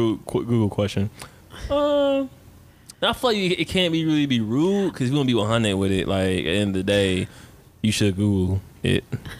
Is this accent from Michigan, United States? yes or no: yes; Detroit, Michigan, United States; I'm from Detroit